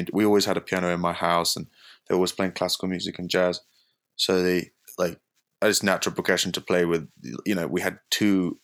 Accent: London, United Kingdom; now in Boulder, United States; From London

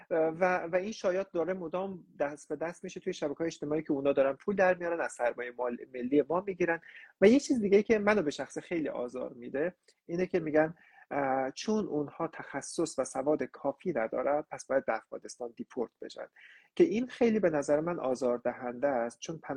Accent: Iran; خود من به عنوان نسل دومی که توی ایران به دنیا اومدم و زندگی میکنم

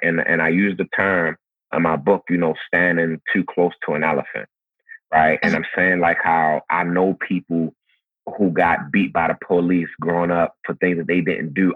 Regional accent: Baltimore, Maryland, United States; growing up in Baltimore, how it is for me living in Baltimore now

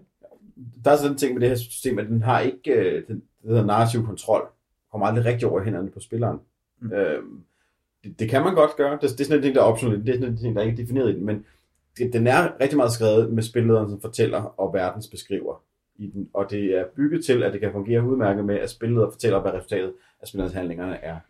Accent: Denmark; som danskere

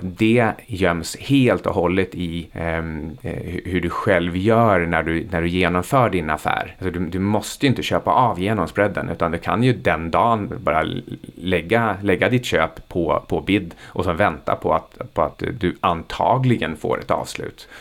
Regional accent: Sweden; för oss som är svenskar.

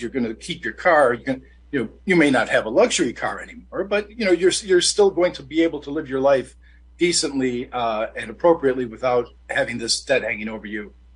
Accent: Detroit, Michigan, United States; I'm born and raised in Detroit

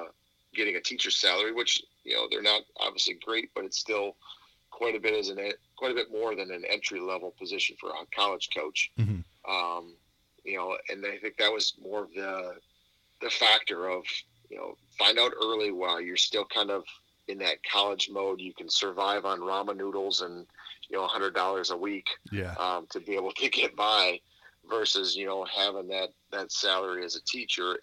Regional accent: Cobb, Wisconsin, United States; I'm coming from Cobb, Wisconsin, a town of 400

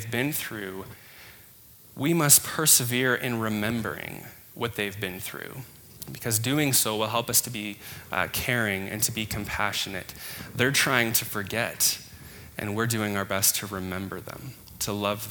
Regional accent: Canada; We're Canadian.

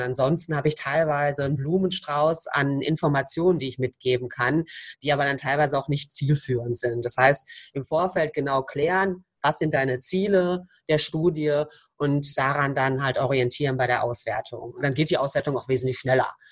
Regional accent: Croatia; Ich bin Kroatin

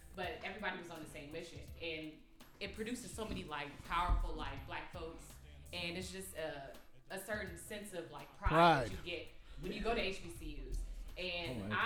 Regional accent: Oakland, California, United States; I am not from the DMV. I'm from Oakland, California

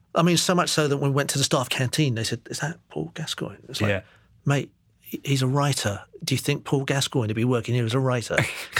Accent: Singapore; born there; I was born in Singapore. Yeah. I've got relatives out there.

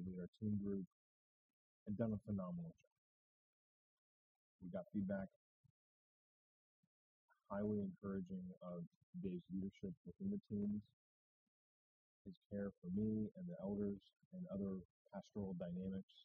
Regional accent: New Hampshire, United States; I'm from New Hampshire

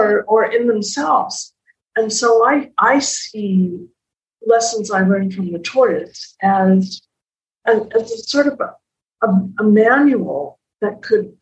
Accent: Calgary, Alberta, Canada; I'm from Calgary

